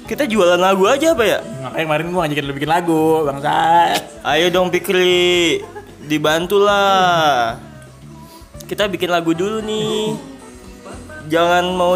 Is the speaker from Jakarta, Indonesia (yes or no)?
yes; Jakarta, Indonesia; born there; gua kan lahirnya di Jakarta